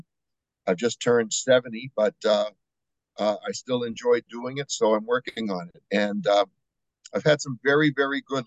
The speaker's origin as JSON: {"language": "English", "region": "New Hampshire", "country": "United States", "moved": "as an adult", "lives_now": "Estero, United States", "said": "I'm originally from New Hampshire."}